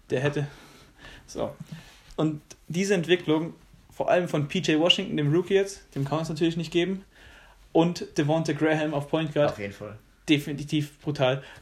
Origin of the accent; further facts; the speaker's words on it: Germany; wir sind alle Deutsche.